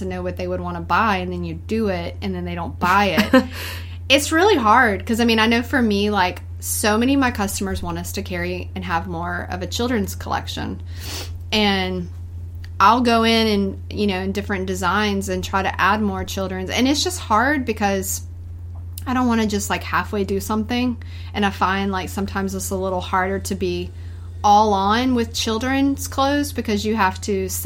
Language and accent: English; North Louisiana, United States; moved away as an adult; now in Baton Rouge, United States; growing up in North Louisiana, being a country girl